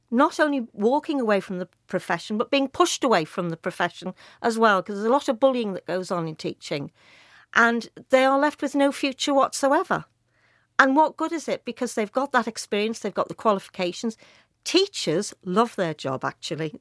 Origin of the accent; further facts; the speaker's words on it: Liverpool, North West England, United Kingdom; I was brought up in Speke and Nogsy Green